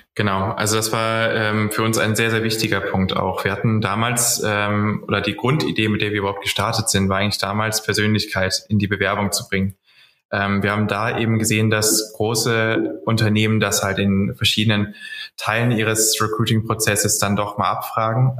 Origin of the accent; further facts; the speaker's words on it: Cologne, North Rhine-Westphalia, Germany; komme auch aus Köln